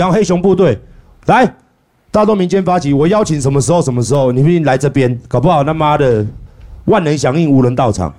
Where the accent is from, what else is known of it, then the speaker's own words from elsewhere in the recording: Taiwan; 我们台湾人